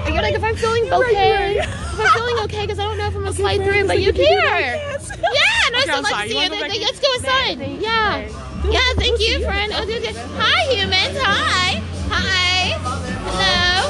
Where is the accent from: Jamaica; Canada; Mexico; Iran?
Jamaica; I'm Jamaican.